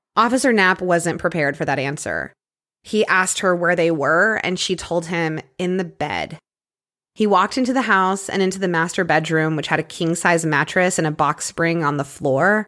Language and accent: English; Clear Lake, Texas, United States; my hometown murders, The Women of Clear Lake Who Snapped